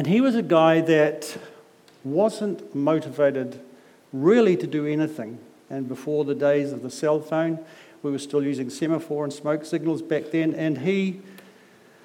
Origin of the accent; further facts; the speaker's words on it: Auckland, New Zealand; I'm from South Auckland